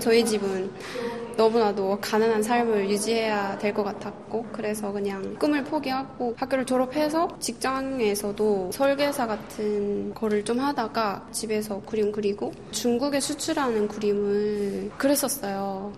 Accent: North Korea; now in South Korea; 북한 사람으로서

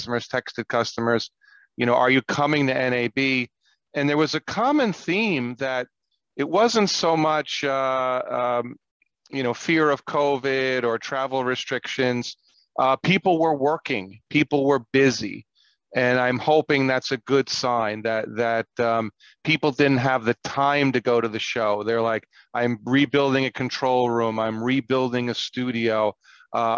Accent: New York, United States; now in California, United States; I grew up in New York

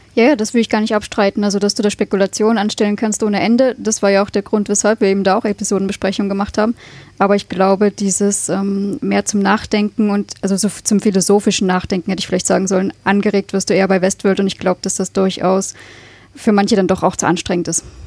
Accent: Leipzig, Saxony, Germany; moved away as an adult; now in Austria; ich komme ursprünglich aus Leipzig und bin halt inzwischen seit sechs Jahren in Österreich

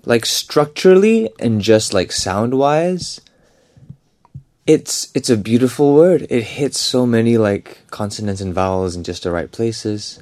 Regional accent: Singapore; I'm from Singapore

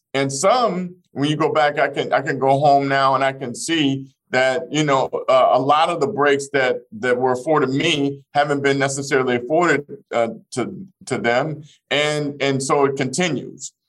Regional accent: Fort Smith, Arkansas, United States; moved away; I grew up in the Elm Grove housing projects of Fort Smith, Arkansas

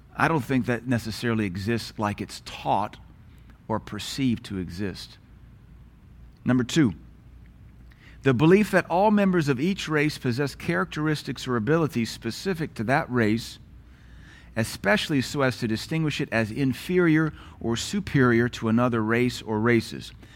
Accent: Knoxville, Tennessee, United States; moved away; also born or lived in Louisiana / Seattle; growing up in Knoxville

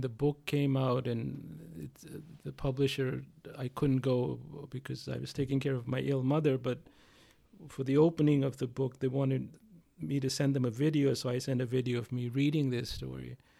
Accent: India; also born or lived in United States; now in California, United States; being an Indian

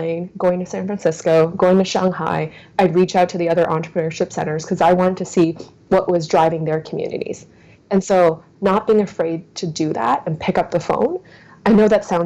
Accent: New Brunswick, Canada; I grew up in New Brunswick pretty much all of my life

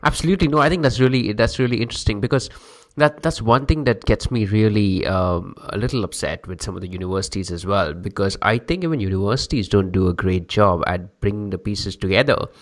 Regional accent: India; I'm from India

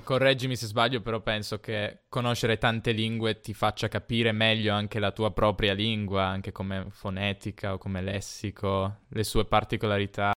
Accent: Italy; siamo entrambi italiani

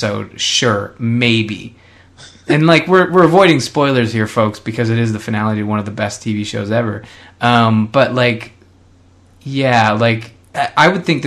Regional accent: Canada; as a Canadian

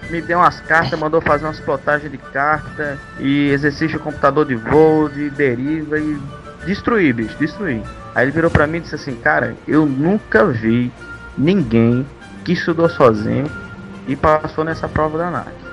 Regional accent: Espírito Santo, Brazil; moved away as an adult; now in Rio Grande do Norte, Brazil; Eu sou capixaba, sou do Espírito Santo, mas já moro por aqui há 10 anos

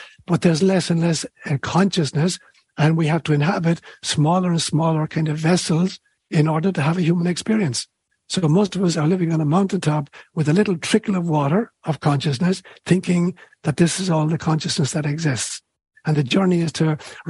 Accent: Ireland; moved away; when I was a kid growing up in Ireland

